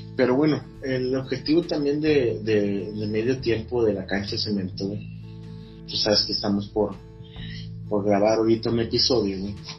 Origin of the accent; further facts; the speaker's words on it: Mexico; todos somos mexicanos